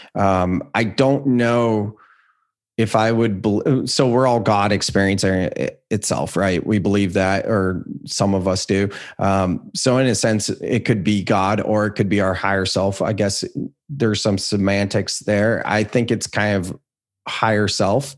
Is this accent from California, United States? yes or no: yes; Silicon Valley, California, United States; I grew up in Silicon Valley